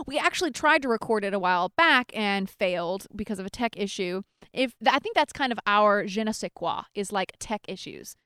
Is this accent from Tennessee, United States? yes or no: yes; Nashville, Tennessee, United States; now in California, United States; I'm from Nashville